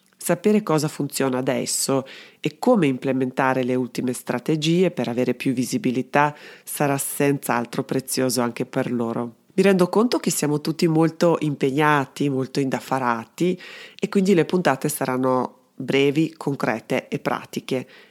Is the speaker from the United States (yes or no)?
no; Belgrade, Serbia; moved away as an adult; now in Trento, Italy; Sono dunque serbo-italiana, sono nata a Belgrado e vivo a Trento da tantissimi anni ormai